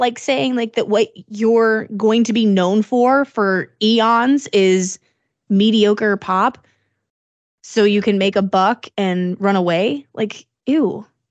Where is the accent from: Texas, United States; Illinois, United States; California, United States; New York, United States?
Illinois, United States; moved away; my hometown in Illinois